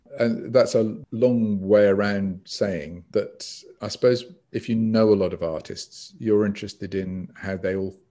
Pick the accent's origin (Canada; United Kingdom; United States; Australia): United Kingdom; Swansea, Wales; I grew up in Swansea